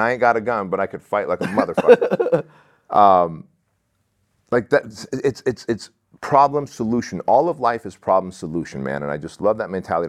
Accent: Santa Ana, California, United States; English is a second language; in Santa Ana, where we lived I was six years old. Uh, I didn't speak English.

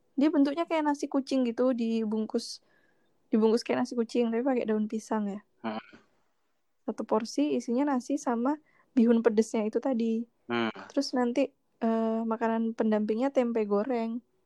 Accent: East Java, Indonesia; also born or lived in Yogyakarta; now in Jakarta, Indonesia; Sebagai orang Jawa Timur

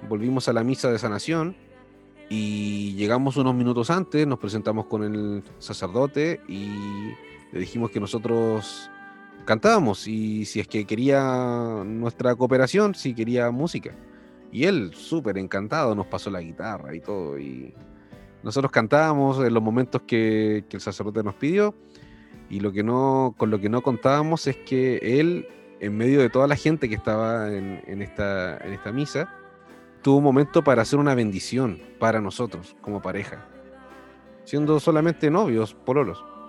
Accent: Viña del Mar, Valparaíso, Chile; nosotros somos de Viña del Mar

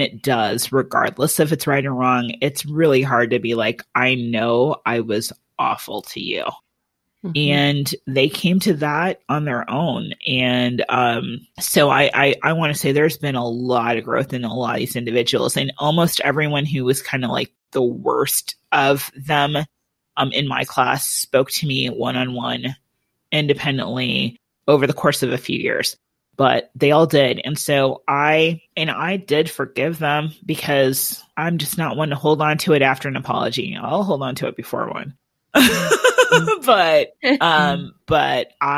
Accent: Iowa, United States; moved away; we're from Iowa.

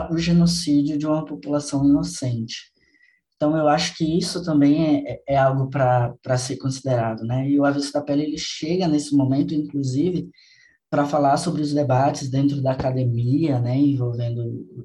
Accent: Salvador, Bahia, Brazil; Eu sou baiano, eu sou de Salvador

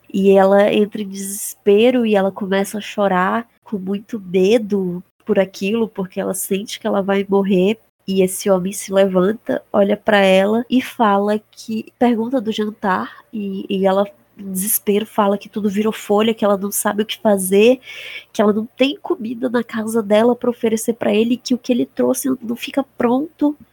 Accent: Rondônia, Brazil; eu sou do estado de Rondônia e a gente tem aqui lendas

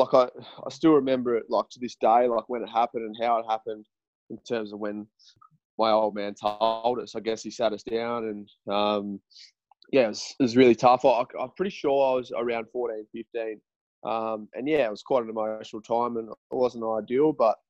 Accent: Hobart, Tasmania, Australia; 26 years of age. I live in Hobart, Tasmania. And I grew up in Tasmania, in Hobart, and I grew up down at Clifton Beach until I was 16 years of age.

